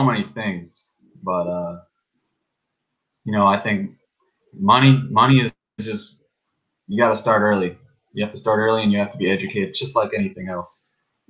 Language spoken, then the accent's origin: English; South Africa; also born or lived in California; now in South Florida, United States; So I'm from South Africa. I'm a white African